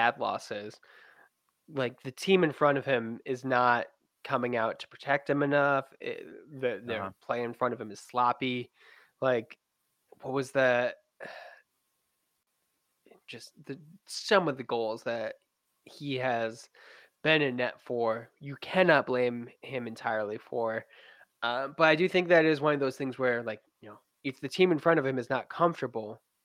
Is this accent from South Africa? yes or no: no; Western New York, United States; I am from Western New York